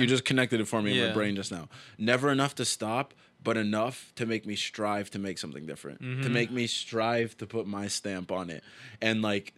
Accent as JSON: {"language": "English", "town": "Toronto", "region": "Ontario", "country": "Canada", "tie": "born or raised there", "moved": "as an adult", "lives_now": "Boston, United States", "said": "I'm from Toronto"}